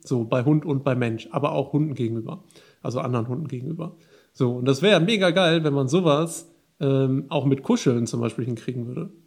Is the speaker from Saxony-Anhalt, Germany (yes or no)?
no; Ruhr area, North Rhine-Westphalia, Germany; moved away as an adult; now in Bergisches Land, Germany; Ich komme ja aus dem, aus dem Ruhrgebiet